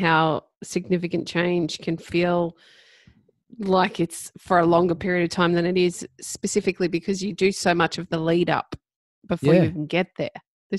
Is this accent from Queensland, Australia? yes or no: yes; Ipswich, Queensland, Australia; And then we get into Ipswich. I'm pulling into my hometown.